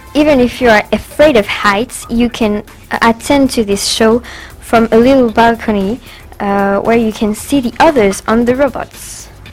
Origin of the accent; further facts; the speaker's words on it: France; English is a second language; French as well